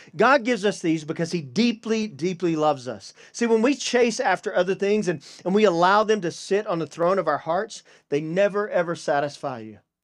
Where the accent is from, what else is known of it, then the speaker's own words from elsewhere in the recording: Deep East Texas, United States; I'm a redneck from Deep East Texas